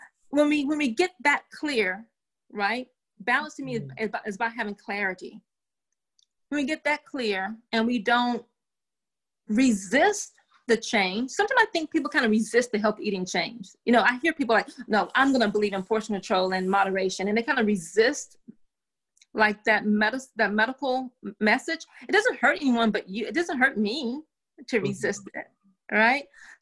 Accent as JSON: {"language": "English", "region": "the South", "country": "United States", "said": "You know, I'm from the South. My grandmother has some amazing pound cake recipes. If I'm down South and someone in my family makes a pound cake, I'm going to eat a slice of pound cake."}